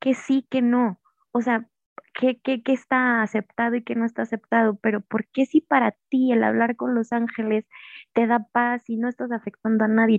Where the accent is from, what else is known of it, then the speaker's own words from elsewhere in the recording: Mexico; pues soy mexicana